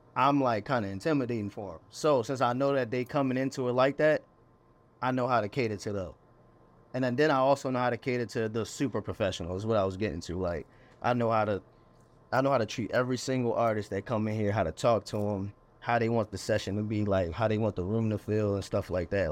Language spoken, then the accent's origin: English; Annapolis, Maryland, United States; moved away as an adult; also born or lived in Anne Arundel County, Maryland / Glen Burnie, Maryland; now in Baltimore, United States; born in Annapolis, Maryland, then I lived all throughout, like, Anne Arundel County, which is, uh, twenty minutes south of Baltimore.